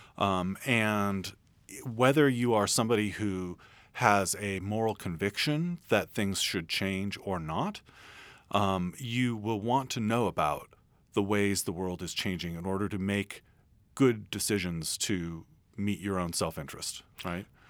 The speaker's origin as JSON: {"language": "English", "town": "San Francisco", "region": "California", "country": "United States", "said": "I'm from San Francisco"}